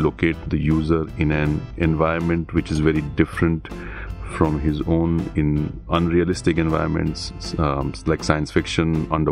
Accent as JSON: {"language": "English", "town": "Bangalore", "region": "Karnataka", "country": "India", "said": "I'm from Bangalore."}